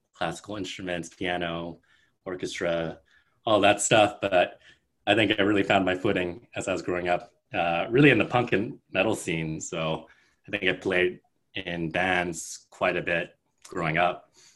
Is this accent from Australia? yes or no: no; Bay Area, California, United States; now in New York, United States; I'm from Bay Area in California, but I have lived in New York for 10 plus years now.